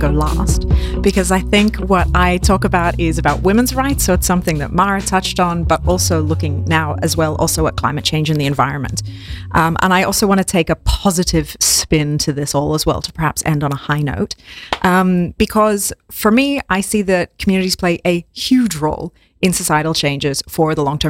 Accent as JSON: {"language": "English", "country": "Australia", "said": "I'm from Australia"}